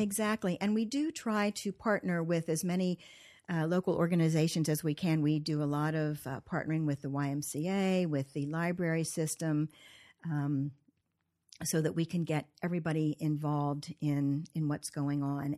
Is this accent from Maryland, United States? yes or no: yes; Cumberland, Maryland, United States; also born or lived in Columbia, Maryland; I was born in Cumberland, Maryland. I went to Lavelle School, which is long gone, and, uh, grew up here